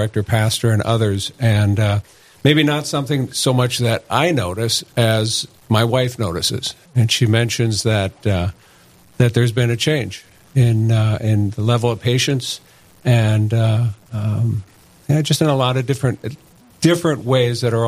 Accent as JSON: {"language": "English", "town": "St. Paul", "region": "Minnesota", "country": "United States", "tie": "born or raised there", "moved": "as an adult", "lives_now": "Fargo, United States", "said": "Born and raised in St. Paul"}